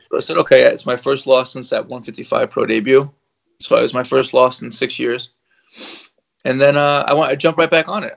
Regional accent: New York, United States; I'm from New York

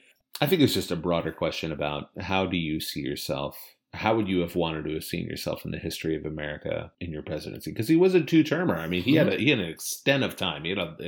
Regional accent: Virginia, United States; I'm from Virginia and I've done some questionable things

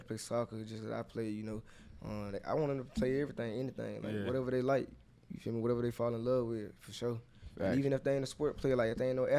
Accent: Georgia, United States; come back to Georgia because I'm from Georgia.

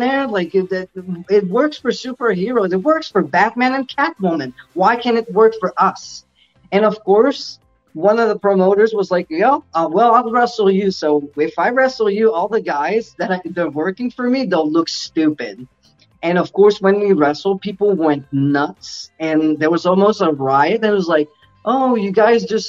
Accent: Quebec, Canada; moved away; also born or lived in Ontario; I was originally from Quebec, but I went to the province of Ontario and I went elsewhere

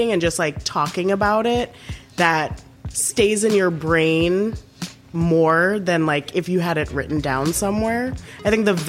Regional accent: Trinidad & Tobago; now in Chicago, United States; growing up in Trinidad

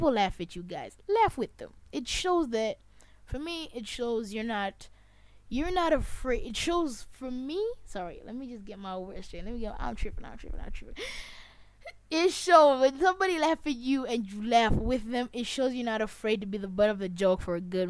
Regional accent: Zambia; I'm not proud of how I sound as a Zambian. I don't care about my accent

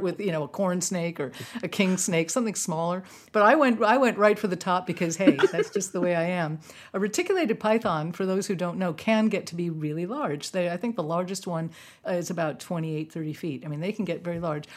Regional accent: New York City, New York, United States; moved away; I'm from New York City. We, we weren't big into reptiles in, in Manhattan

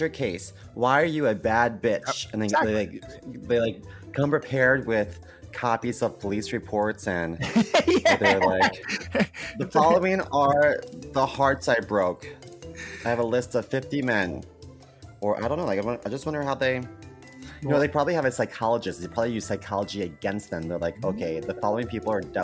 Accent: Baltimore, Maryland, United States; I grew up in Baltimore

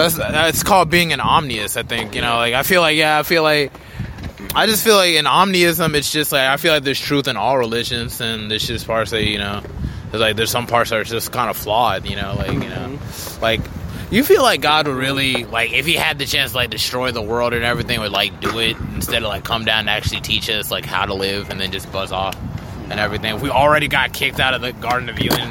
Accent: Liberia; I'm from Liberia

